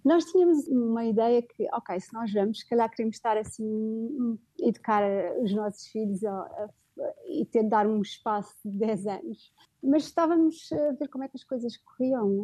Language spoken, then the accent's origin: Portuguese; Portugal; also born or lived in Middle East; now in Riyadh, Saudi Arabia